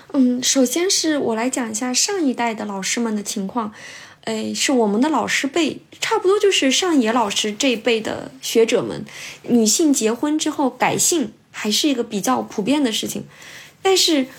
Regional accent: China; moved away as an adult; now in Kyoto, Japan; 因为现在在日本的留学生。几大群体，我们中国留学生是非常大的一个群体。

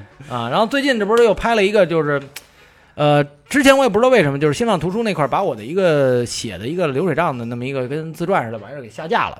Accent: Beijing, China; 以前咱们小时候在北京

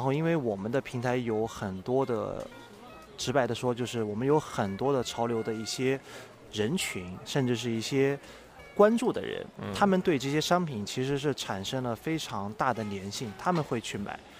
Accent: Nanjing, Jiangsu, China; moved away as an adult; also born or lived in Beijing / Macau; 作为一个南京人嗯。地地道道的嗯。我家是城南的啊。地地道道的

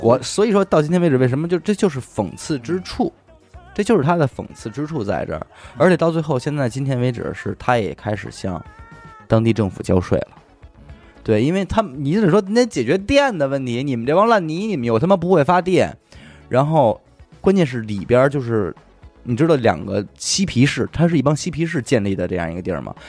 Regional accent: China; 我们中国人压力这么大

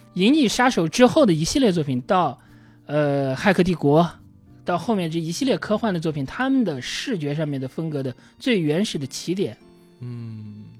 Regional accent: China; also born or lived in Beijing; 我们中国人是能够理解这种是的，感受的

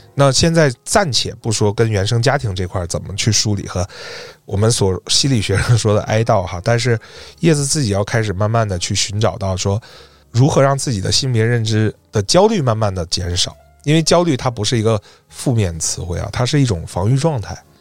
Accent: Northeast China, China; accent: Northeastern Mandarin; 用我们东北话说是闹淫呐

